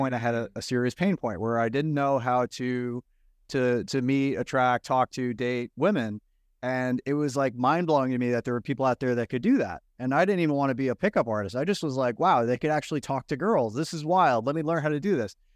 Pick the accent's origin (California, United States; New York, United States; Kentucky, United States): New York, United States; Long Island; I grew up in New York at Long Island